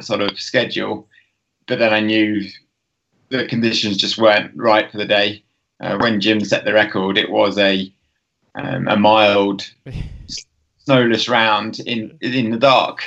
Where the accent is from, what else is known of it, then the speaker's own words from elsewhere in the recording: Tring, East of England, United Kingdom; moved away as an adult; now in Lake District, United Kingdom; I grew up in Tring